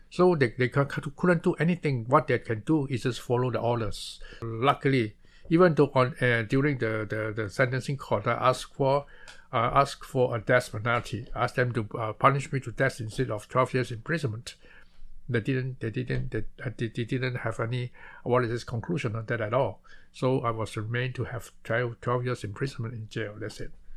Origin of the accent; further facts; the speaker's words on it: Malaysia; moved away as an adult; now in Taiwan; I was born in Malaysia instead of born, uh, uh, to, uh, instead of Taiwan. So I came to Taiwan to further my study in the year nineteen sixty-seven.